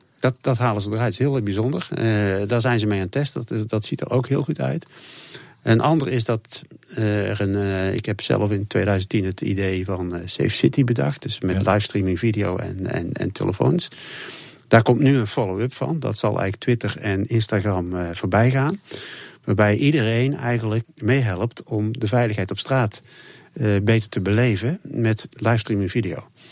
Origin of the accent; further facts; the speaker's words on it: Tilburg, North Brabant, Netherlands; ik ben zelf een Tilburger